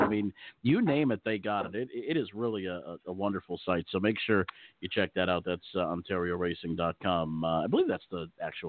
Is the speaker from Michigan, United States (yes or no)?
no; Pennsylvania, United States; also born or lived in Hazel Park; my home state of Pennsylvania